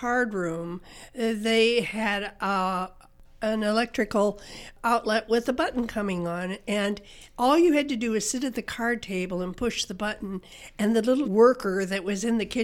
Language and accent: English; LaPorte, Indiana, United States; also born or lived in Angola, Indiana; now in Muncie, United States; I was raised by my grandparents, who lived on a farm, a strawberry farm, in LaPorte, Indiana.